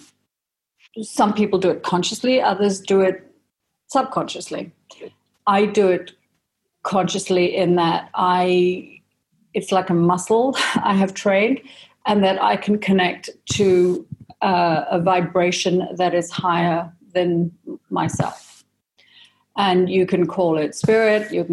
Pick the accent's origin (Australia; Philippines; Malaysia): Malaysia; moved away; also born or lived in Singapore / United Kingdom; I had a Danish mother, an Indian father. I grew up in Malaysia, but then I went to an international school in Singapore, and then I ended up in boarding school in the UK